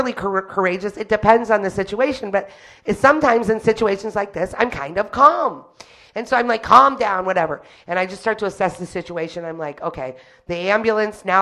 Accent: Detroit, Michigan, United States; I was born and raised in Detroit proper

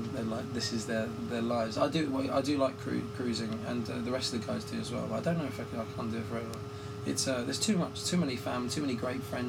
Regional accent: England, United Kingdom; accent: English; my English accent

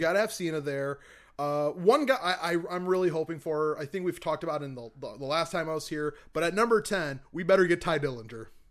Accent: Michigan, United States; moved away; I'm from Michigan originally

